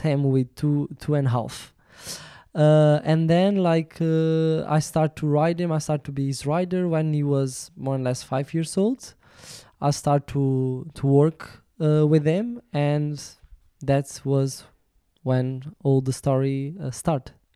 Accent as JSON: {"language": "English", "country": "Portugal", "second_language": "English"}